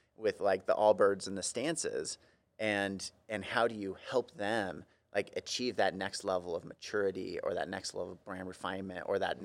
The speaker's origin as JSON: {"language": "English", "area": "Central Coast", "region": "California", "country": "United States", "tie": "born or raised there", "said": "my family for generations is from California, uh, mostly Southern, but I grew up in Central Coast"}